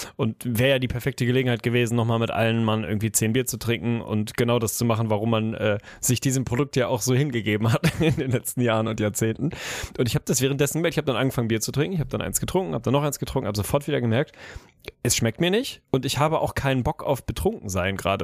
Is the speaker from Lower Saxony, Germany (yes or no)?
yes; Lüneburg, Lower Saxony, Germany; Lüneburg, unsere, meine Heimat und die Heide